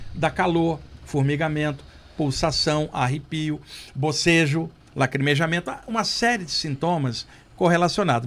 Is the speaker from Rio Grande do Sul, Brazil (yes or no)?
no; Rio de Janeiro, Brazil; now in São Paulo, Brazil; Lá no Rio, onde eu cresci, eu ia muito ao Jardim Botânico